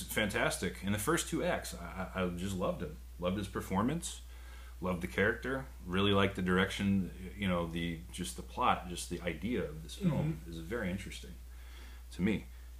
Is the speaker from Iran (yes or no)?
no; the South, United States; I grew up in the South